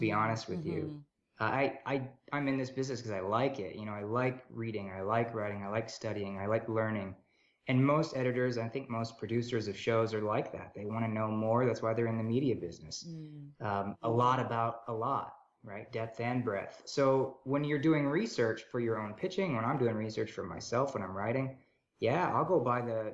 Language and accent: English; United States; I'm American